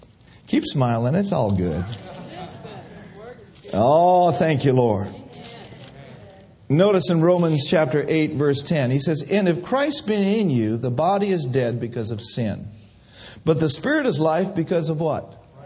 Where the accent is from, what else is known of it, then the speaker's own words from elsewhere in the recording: Ireland; Well, I'm just about to lose my temper because I'm Irish.